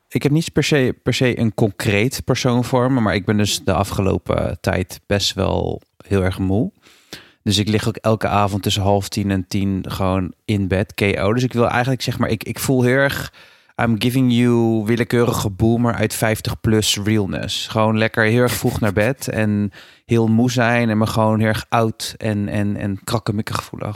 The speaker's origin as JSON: {"language": "Dutch", "town": "Rotterdam", "region": "South Holland", "country": "Netherlands", "said": "Ik woon in Rotterdam"}